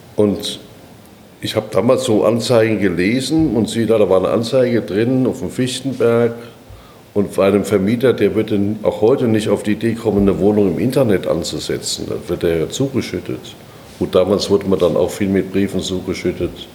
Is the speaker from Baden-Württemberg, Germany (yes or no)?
no; Darmstadt, Hesse, Germany; moved away as an adult; also born or lived in Frankfurt; now in Berlin, Germany; In Darmstadt geboren, aufgewachsen